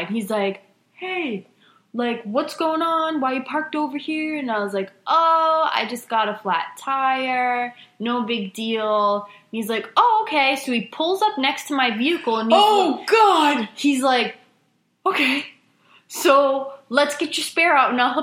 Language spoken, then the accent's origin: English; Rhode Island, United States; moved away; I am from Rhode Island